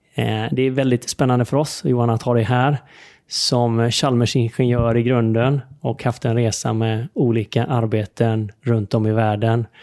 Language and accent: Swedish; Sweden; vi som svenskar